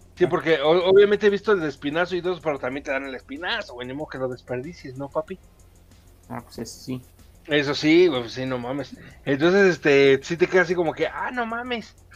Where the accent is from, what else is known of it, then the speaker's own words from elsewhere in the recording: Mexico; Yo soy mexicano